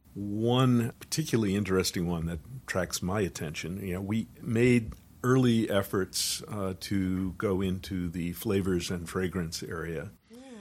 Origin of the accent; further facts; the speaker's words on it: Wakefield, Massachusetts, United States; I was brought up in Wakefield, Massachusetts